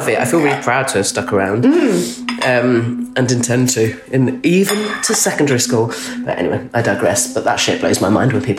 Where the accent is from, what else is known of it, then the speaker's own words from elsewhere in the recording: Dorset, South West England, United Kingdom; now in South East London, United Kingdom; I'm from Dorset